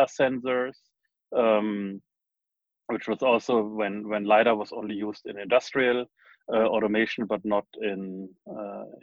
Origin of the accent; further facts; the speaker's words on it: Germany; moved away as an adult; also born or lived in United States / Darmstadt / New York / Braunschweig; now in Silicon Valley, United States; I was born in Germany, then went to high school in Germany and in the US